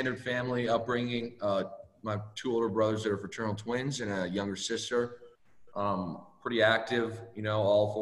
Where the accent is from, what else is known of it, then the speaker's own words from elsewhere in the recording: Windsor, Ontario, Canada; moved away as an adult; I was born in Windsor, Ontario, Canada